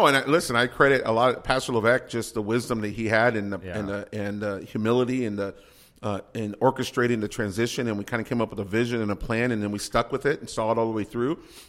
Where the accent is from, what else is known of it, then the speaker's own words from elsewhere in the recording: San Antonio, Texas, United States; moved away as an adult; now in Corunna, United States; I'm a Texan.